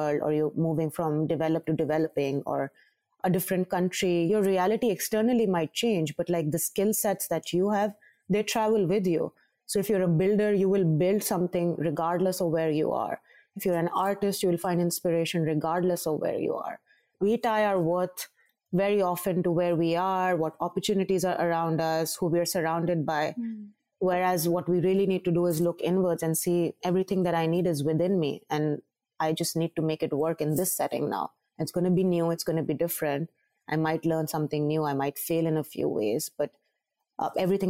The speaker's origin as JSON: {"language": "English", "town": "Karachi", "region": "Sindh", "country": "Pakistan", "tie": "born or raised there", "also_born_or_lived": "New York, United States", "moved": "as an adult", "lives_now": "Karachi, Pakistan", "said": "I've been shuttling back and forth between New York and Karachi, which is my hometown."}